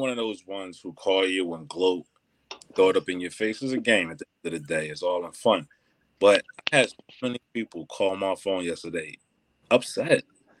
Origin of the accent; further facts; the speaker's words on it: Philadelphia, Pennsylvania, United States; I know I'm a Philadelphian, so that means, you know, Philadelphia runs through my blood.